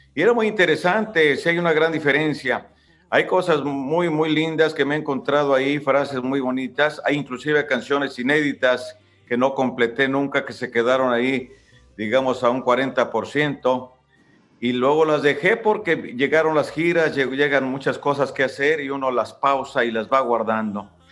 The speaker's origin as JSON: {"language": "Spanish", "town": "Ario de Rosales", "region": "Michoacán", "country": "Mexico", "said": "ahí en Ario de Rosales, de donde yo soy"}